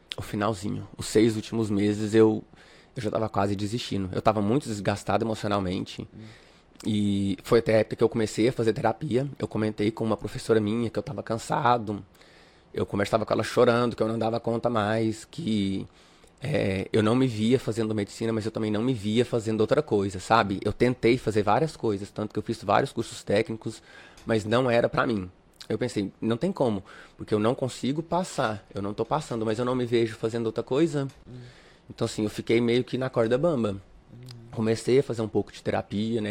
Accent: Catalão, Goiás, Brazil; moved away as an adult; also born or lived in Uberlândia, Minas Gerais; now in Palmas, Brazil; eu sou natural, natural de Uberlândia, eu sou mineiro, só que com um ano e três meses eu me mudei pra Goiás, a minha família voltou pra Goiás, então eu me considero um goiano

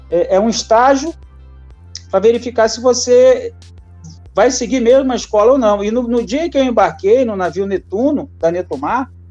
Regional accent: Rio de Janeiro, Brazil; now in Santa Catarina, Brazil; sou carioca, mas moro em Santa Catarina já há 20 anos

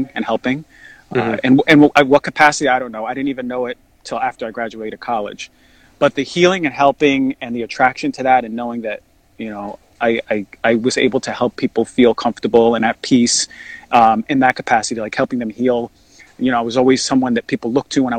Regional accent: New Jersey, United States; also born or lived in New York; I grew up in New York for a little bit, my childhood, and then I moved to New Jersey. Most of my life

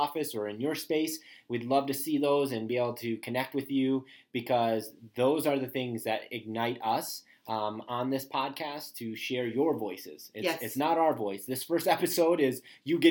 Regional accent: Marion, United States; growing up in Marion, a small school, K-12, all in one building

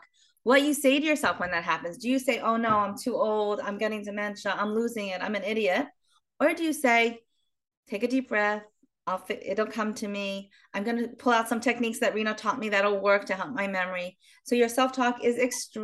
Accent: Baltimore, Maryland, United States; now in Israel; originally, I'm from Baltimore, Maryland, but I live in Israel for many years.

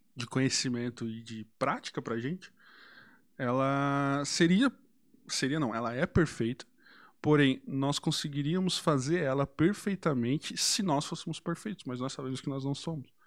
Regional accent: Brazil

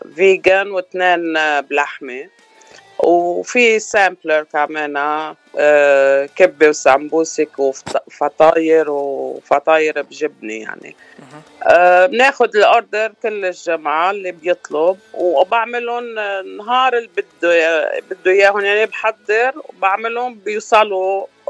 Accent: Batroun, North Lebanon, Lebanon; moved away as an adult; now in Los Angeles, United States; انا من الشمال شمال لبنان من الباترون

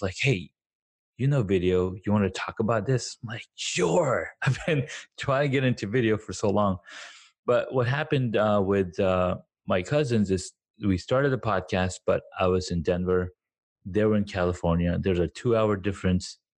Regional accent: Saudi Arabia; moved away as an adult; also born or lived in Pakistan; now in United States; I was born in Pakistan. Grew up in Saudi Arabia, made some friends there. I went, like, my entire school life was there

